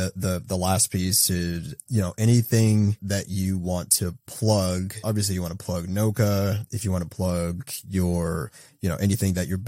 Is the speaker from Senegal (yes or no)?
no; Boston, Massachusetts, United States; now in Waltham, United States; You know, I'm a Bostonian, grew up there. I'm right outside the city in Waltham, you know, moved there with my wife.